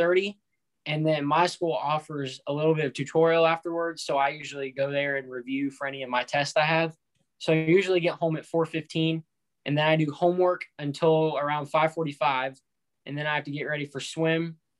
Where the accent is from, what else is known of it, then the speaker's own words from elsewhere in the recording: Valdosta, Georgia, United States; I'm from Valdosta, Georgia.